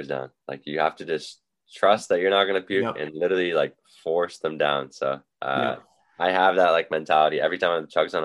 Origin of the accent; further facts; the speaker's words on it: Windsor, Ontario, Canada; also born or lived in Arizona; here in my hometown